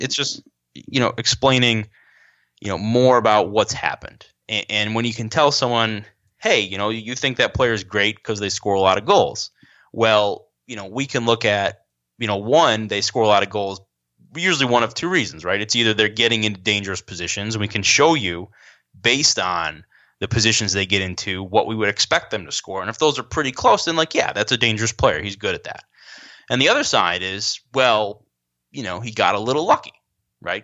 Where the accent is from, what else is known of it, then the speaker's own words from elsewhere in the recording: Rochester, New York, United States; I grew up in Rochester, New York